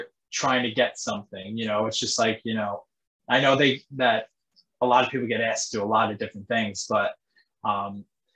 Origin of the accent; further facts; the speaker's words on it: New York, United States; I'm from New York